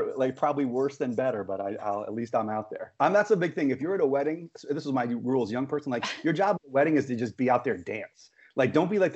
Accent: New York, United States; growing up in New York, it possesses you with a certain set of skills

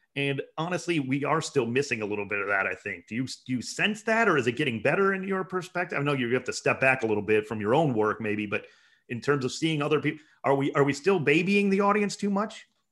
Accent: Cleveland, Ohio, United States; I'm from Cleveland

